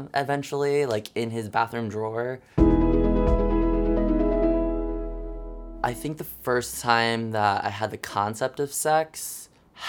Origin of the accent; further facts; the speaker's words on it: Jackson, Michigan, United States; I am from Jackson, Michigan, about 70 miles west of Detroit